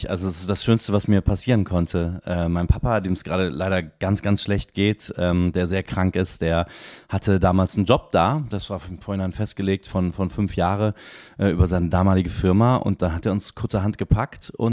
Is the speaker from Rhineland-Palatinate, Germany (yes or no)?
no; Bensberg, North Rhine-Westphalia, Germany; moved away as an adult; now in Cologne, Germany; durch äh, unter Eschbach bzw. Bensberg, da die Ecke, äh, wo ich herkomme. Und dann, und dann bin ich mit 18 rüber hierhin.